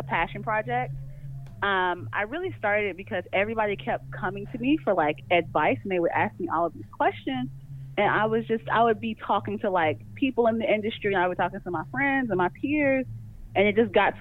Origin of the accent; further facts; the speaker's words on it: Kentucky, United States; moved away; also born or lived in Florida / Georgia; I'm originally from Kentucky. I went to school in Florida, and I came to Georgia